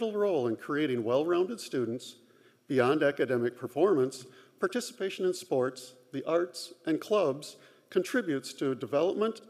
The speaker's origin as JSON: {"language": "English", "town": "Marshfield", "region": "Wisconsin", "country": "United States", "tie": "born or raised there", "also_born_or_lived": "Madison, Wisconsin / Washington, D.C.", "lives_now": "Dodgeville, United States", "said": "I grew up in Marshfield, go Tigers"}